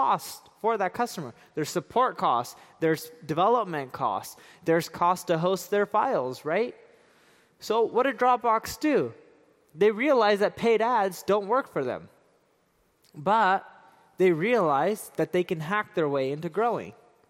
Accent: London, United Kingdom; born there; also born or lived in Seattle; I was born in London, and I lived a lot of my life in Seattle, and the weather is just like this.

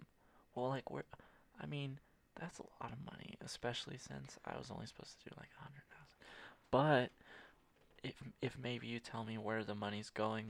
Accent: Mississippi, United States; also born or lived in London; Here's the thing. I come from Mississippi, right?

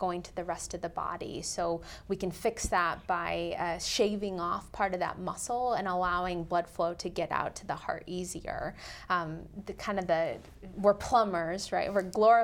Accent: Colorado and Nebraska, Midwest, United States; also born or lived in India / Missouri / St. Louis; I was born in India, and we moved to the United States when I was 7 years old, and I got to grow up in small towns in Colorado and Nebraska and live a wonderful Midwestern childhood

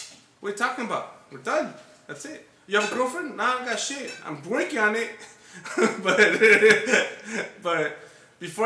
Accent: Los Angeles, California, United States; I come from Highland Park

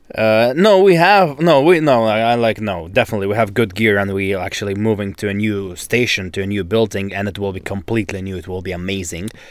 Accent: Novosibirsk, Novosibirsk Oblast, Russia; English is a second language; moved away as an adult; also born or lived in Toronto, Canada; now in Vancouver, Canada; I'm from Novosibirsk, that's in Siberia.

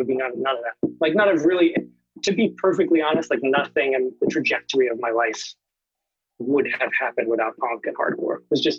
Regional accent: Plymouth, Massachusetts, United States; I'm from the South Shore, Plymouth, to be exact. Which is, you know, 40, 45 miles south of Boston. Oh, okay. That's where I grew up.

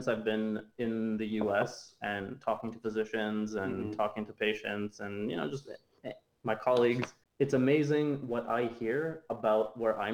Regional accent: Ontario, Canada; moved away as an adult; now in United States; I'm from Canada

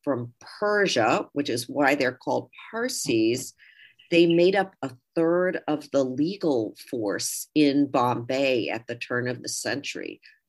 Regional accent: United Kingdom; born there; I should mention that my father's from India, my mom's from Germany, I was born in Britain.

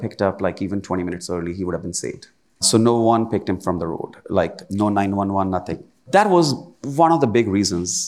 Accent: India; moved away as an adult; also born or lived in Williamsburg, Virginia; now in United States; that part where I was born

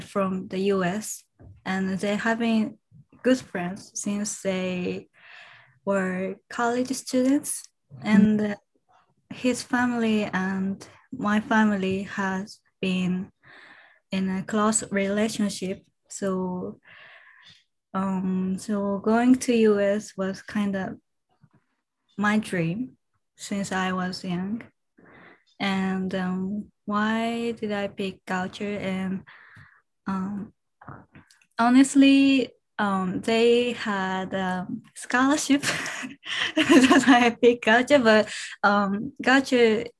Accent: Japan; I'm from Japan.

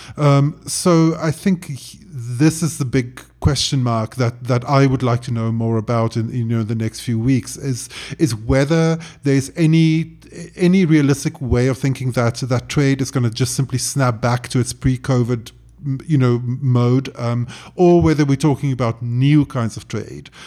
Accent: South Africa; as a South African

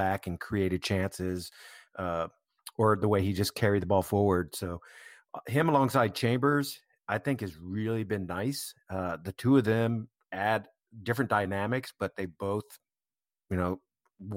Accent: United States; as an American

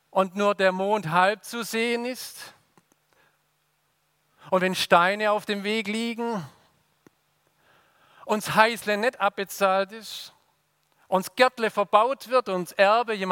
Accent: Swabia, Germany; Und dann sagen wir Schwaben, Grüß Gott. Und ihr habt gemerkt, als Schwabe muss ich nicht mal den Mund bewegen.

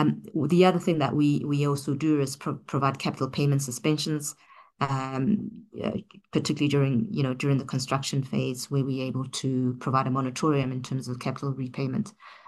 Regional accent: South Africa; I think for us as a South African economy, you know, we've been primarily dependent on fossil fuel for many years.

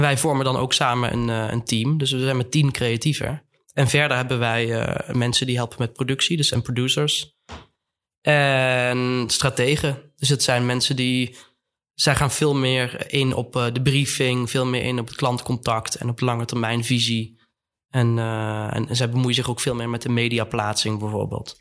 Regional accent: Netherlands; also born or lived in Eindhoven / Amsterdam; wij als, als Nederlanders

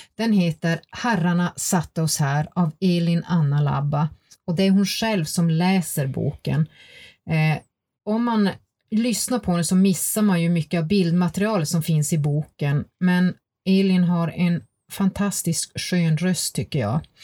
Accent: Gällivare, Norrbotten County, Sweden; moved away; jag kommer ju själv ursprungligen från Gällivare och hade samiska elever i min klass

